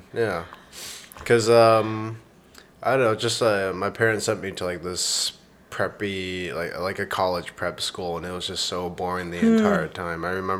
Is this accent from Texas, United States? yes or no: yes; Pflugerville, Texas, United States; also born or lived in Austin; I grew up in Pflugerville, and then I went to St. Stephen's, which is in Westlake